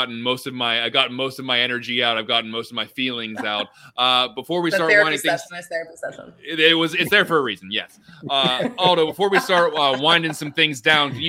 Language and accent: English; Pittsburgh, Pennsylvania, United States; moved away; I grew up in Pittsburgh